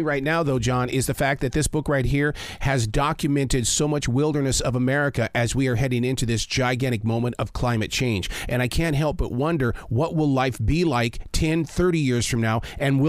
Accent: Billings, Montana, United States; moved away; also born or lived in Pacific Northwest; I grew up in Billings, Montana, where we had the sandstone cliffs. They called them the rims.

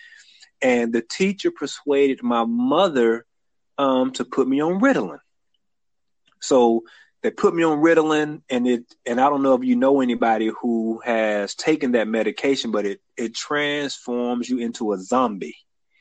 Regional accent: Atlanta, Georgia, United States; also born or lived in Montgomery, Alabama; now in Alabama, United States; I was born and reared in Atlanta, Georgia.

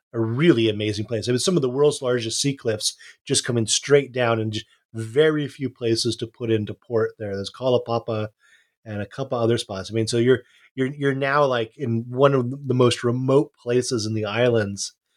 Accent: Hawaii, United States; I, I, I grew up in Hawaii, grew up, uh, on my dad's boat

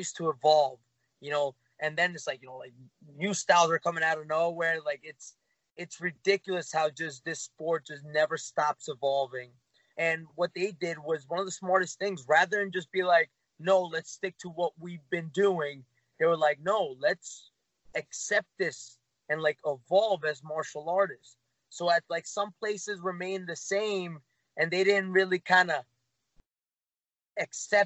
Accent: New York City, New York, United States; I'm myself from Queens

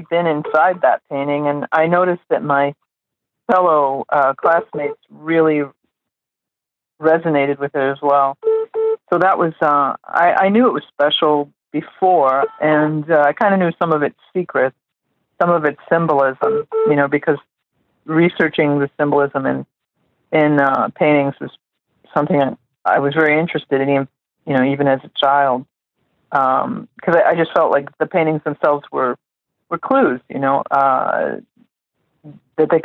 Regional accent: Chicago, Illinois, United States; also born or lived in New Mexico; I was born in Chicago. And then when I was, my parents moved to New Mexico, among other places. But that's where I spent. New Mexico was where I spent a lot of the time. And so at about the age of six, I came back to Chicago

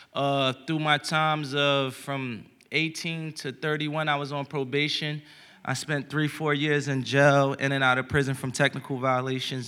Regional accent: Philadelphia, Pennsylvania, United States; a young kid from Philadelphia

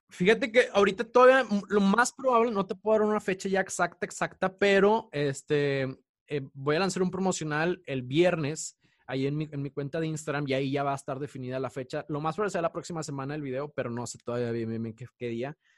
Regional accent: Mexico; moved away; uno como mexicano cuando está en el extranjero

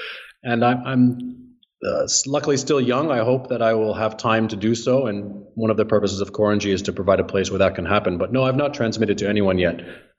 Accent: New Jersey, United States; New Jersey.

